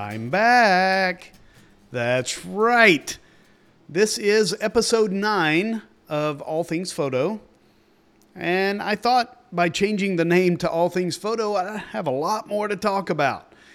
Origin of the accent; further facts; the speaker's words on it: East Tennessee, United States; I grew up in East Tennessee.